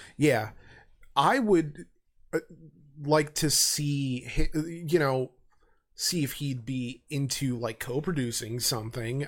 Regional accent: United States; being an American

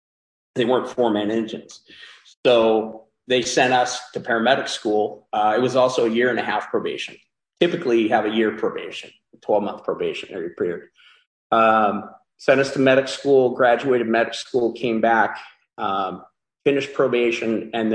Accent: Orange County, California, United States; born and raised in Orange County, moved around a couple times.

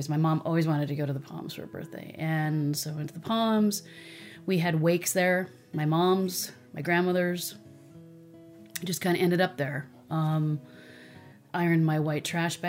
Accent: Carpinteria, California, United States; I was born in Carpenteria.

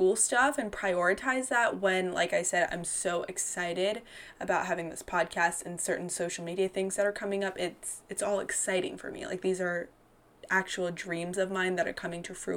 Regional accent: North Carolina, United States; also born or lived in Georgia; an Indian American woman who, you know, I was a former Miss North Carolina Teen USA

